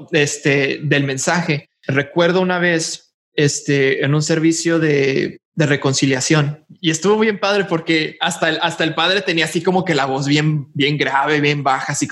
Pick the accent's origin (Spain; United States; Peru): United States; El Paso, Texas; born there; bueno, yo nací en El Paso. Yo nací en El Paso, Texas.